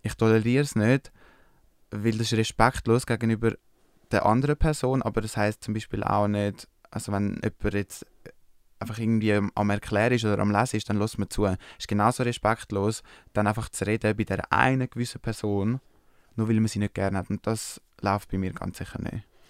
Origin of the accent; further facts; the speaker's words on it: Switzerland; aus der Schweiz